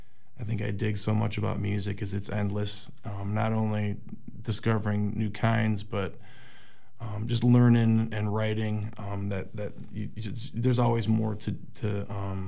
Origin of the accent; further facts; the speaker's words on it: just outside of Chicago, Illinois, United States; I grew up just outside of Chicago.